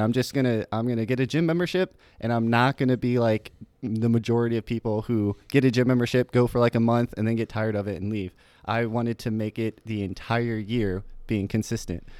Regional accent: Port Charlotte, Florida, United States; also born or lived in Tampa, Florida; from a little town called Port Charlotte, Florida

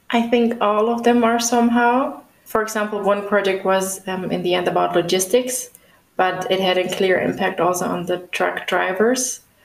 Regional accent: the area around Stuttgart, Baden-Württemberg, Germany; also born or lived in Schwäbisch Gmünd; now in Munich, Germany; I'm from Germany, right now located in Munich, but I'm originally from the area around Stuttgart

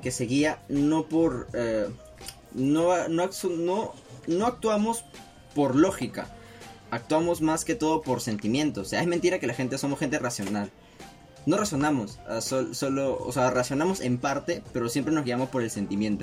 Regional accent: Lima, Peru; somos parte de, este, de este clan marrón del lado norte de Lima, bueno, centro, Los Olivos es centro

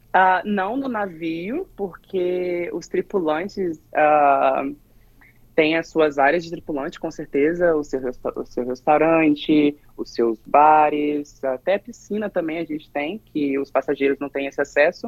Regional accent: Ibiraçu, Espírito Santo, Brazil; moved away as an adult; eu sou de Biraçu, Espírito Santo

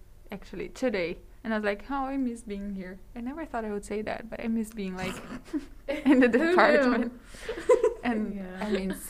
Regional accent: Sumaré, São Paulo, Brazil; moved away as an adult; now in Amherst, United States; I am from Sumaré, São Paulo, Brazil.

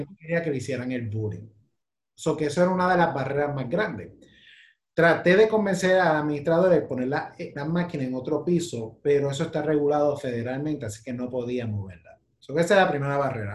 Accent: Puerto Rico; Nosotros somos como la China del Caribe

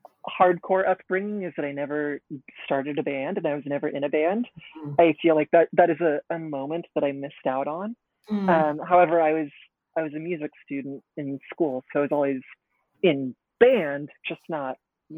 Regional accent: Northern Arizona, United States; also born or lived in Portland; now in New York, United States; I grew up in Portland, but when I was 10, moved to Northern Arizona.

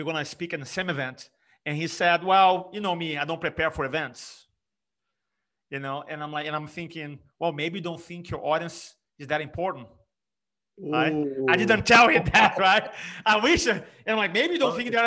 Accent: Brazil; English is a second language; moved away as an adult; also born or lived in California; now in South Carolina, United States; English being my third language. I grew up in Brazil. I was 25 when I moved to America.

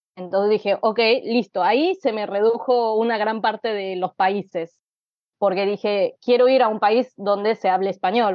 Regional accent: Mexico City, Mexico; moved away as an adult; now in Buenos Aires, Argentina; nací en Ciudad de México en 1989, Eh, y viví ahí hasta los 26 años, que me vine a vivir a Buenos Aires.

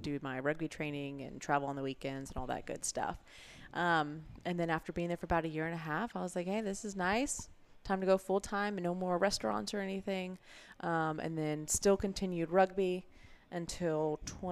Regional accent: Vero Beach, Florida, United States; moved away as an adult; also born or lived in Port St. Lucie, Florida; I was born in Port St. Lucie, so that's super south, but not quite Miami. But then grew up most of my middle school, high school, early college in Vero Beach

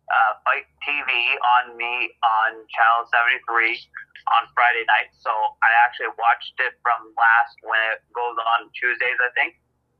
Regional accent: Canada; I know I'm Canadian

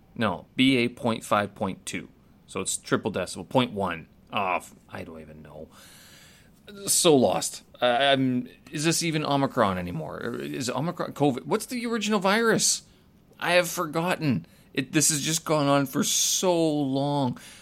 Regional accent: Winnipeg, Manitoba, Canada; moved away as an adult; when I first left Canada, when I first left Winnipeg

